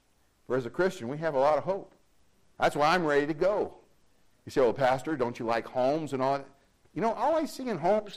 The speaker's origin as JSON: {"language": "English", "country": "United States", "said": "I'm an American"}